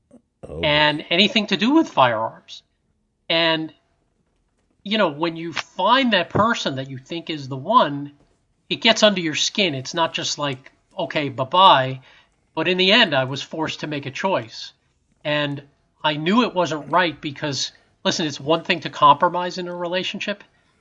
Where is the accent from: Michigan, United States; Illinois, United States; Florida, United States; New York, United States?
New York, United States; New York City; moved away as an adult; also born or lived in New Jersey; I grew up in New York City